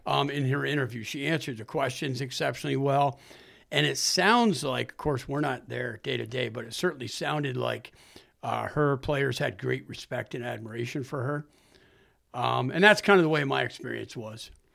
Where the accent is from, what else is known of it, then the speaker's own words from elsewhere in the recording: Saranac Lake, New York, United States; moved away as an adult; also born or lived in Canton, New York; now in Plattsburgh, United States; I grew up in Saranac Lake, so not too far away from here.